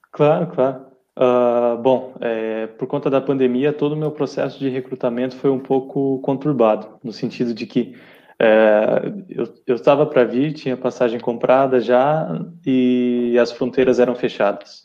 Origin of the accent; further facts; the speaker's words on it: Curitiba, Paraná, Brazil; moved away as an adult; now in Portugal; Eu sou de Curitiba, Paraná